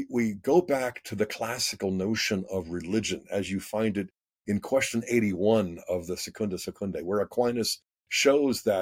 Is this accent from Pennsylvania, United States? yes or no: yes; Pittsburgh, Pennsylvania, United States; I grew up in Pittsburgh, so I'm part of the Ohio Valley as well